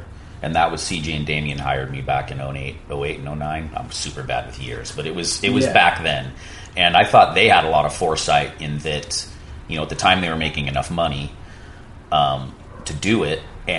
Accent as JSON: {"language": "English", "town": "Santa Cruz", "region": "California", "country": "United States", "said": "I came from Santa Cruz where no one was a pro surfer at the time, or at least a competitive surfer."}